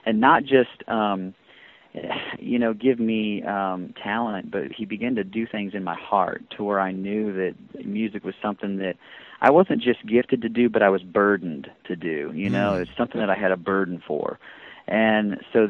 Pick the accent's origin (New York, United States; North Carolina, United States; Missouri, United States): Missouri, United States; St. Louis; moved away as an adult; now in Dallas, United States; Originally from St. Louis, Missouri